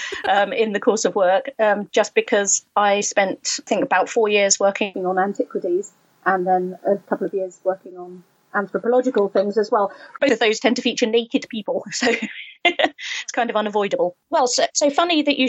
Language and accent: English; United Kingdom; being British